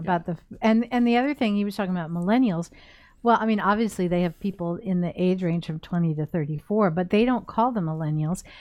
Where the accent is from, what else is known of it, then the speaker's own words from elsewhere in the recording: United States; as an American